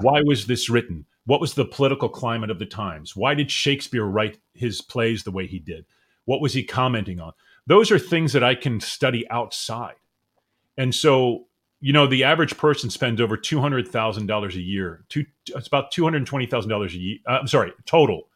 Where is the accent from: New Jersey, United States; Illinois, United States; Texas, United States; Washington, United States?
New Jersey, United States; Cherry Hill; moved away as an adult; also born or lived in Mount Holly, New Jersey / Medford Lakes, New Jersey / New York; We moved to Cherry Hill, and that's where I spent my years and went to high school there